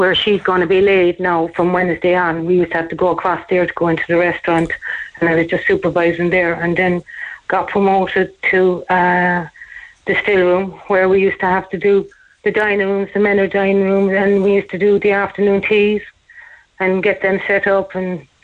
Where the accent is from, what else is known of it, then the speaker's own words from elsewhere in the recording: Kerry, Munster, Ireland; moved away as an adult; also born or lived in Ballyphehane, Cork / London; now in Cork, Ireland; I'm actually originally from Kerry, but I moved to Ballyfihan